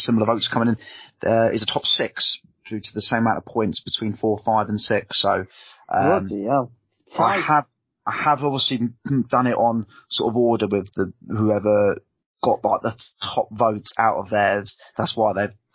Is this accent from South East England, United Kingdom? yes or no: yes; Haywards Heath, South East England, United Kingdom; my hometown of Hayward-Teeth